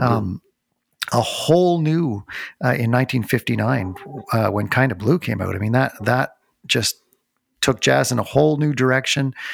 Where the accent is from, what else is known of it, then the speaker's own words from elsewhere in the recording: North Bay, Ontario, Canada; I grew up in North Bay, Ontario, so there weren't a lot of live concerts to go